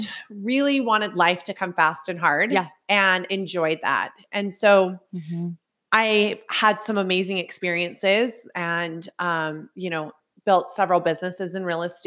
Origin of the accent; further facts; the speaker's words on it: Utah, United States; So just like for anyone that listens, so, you know, came from broken home. I'm from Utah, right?